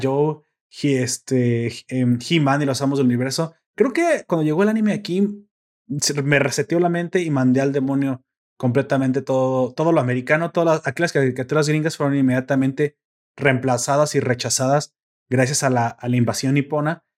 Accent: Mexico; en mi pueblo, en mi ranchito, en mi, en mi villa medieval

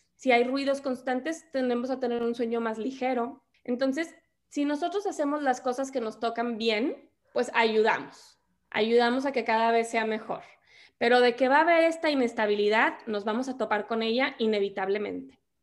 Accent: Monterrey, Nuevo León, Mexico; soy regia, soy de Monterrey

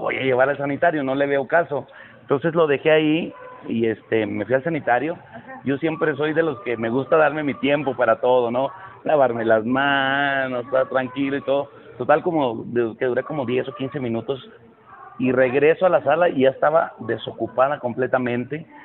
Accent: Chihuahua, Mexico; now in Mexico City, Mexico; Empecé a trabajar a los 10 años en mi tierra natal, Chihuahua

